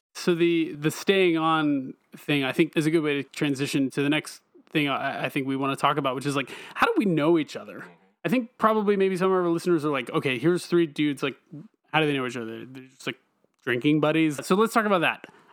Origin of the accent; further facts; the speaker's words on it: Eastern North Carolina, United States; also born or lived in Raleigh, North Carolina; I'm originally from Eastern North Carolina